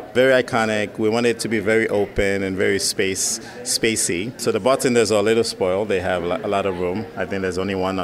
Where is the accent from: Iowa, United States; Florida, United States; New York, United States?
New York, United States; moved away as an adult; also born or lived in Puerto Rico; now in Philadelphia, United States; I'm from New York